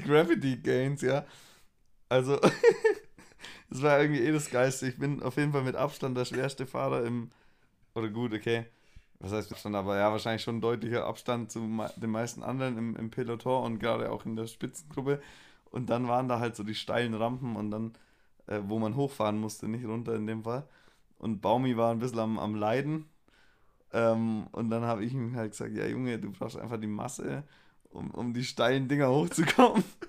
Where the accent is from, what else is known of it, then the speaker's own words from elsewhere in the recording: Swabia, Baden-Württemberg, Germany; accent: Swabian; ich schwebel ja auch und, ja. und, und rede so meinen Dialekt